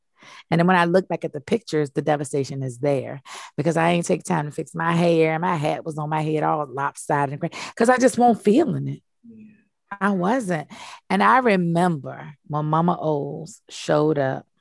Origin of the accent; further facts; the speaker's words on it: United States; I'm African American